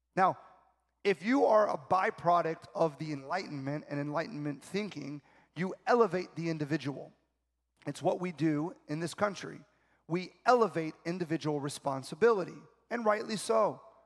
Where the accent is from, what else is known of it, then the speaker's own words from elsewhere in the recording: South Florida, United States; I'm from South Florida